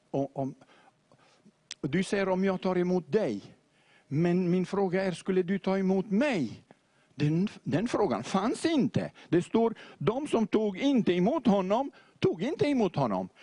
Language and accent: Swedish; Beirut, Beirut Governorate, Lebanon; also born or lived in Montenegro; jag växte upp nu i Beirut med moskén på vänstra sidan